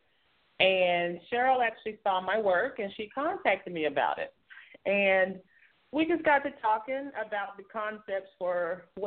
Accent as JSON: {"language": "English", "town": "Oklahoma City", "region": "Oklahoma", "country": "United States", "said": "I am from Oklahoma City, Oklahoma"}